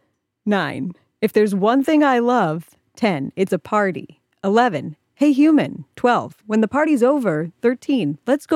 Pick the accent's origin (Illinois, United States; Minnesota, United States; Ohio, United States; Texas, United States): Ohio, United States; I'm from Ohio